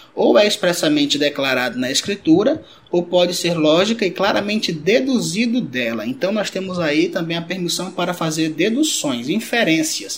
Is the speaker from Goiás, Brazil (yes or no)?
no; Rio Branco, Acre, Brazil; also born or lived in Cruzeiro do Sul, Acre; sou aqui de Rio Branco Acre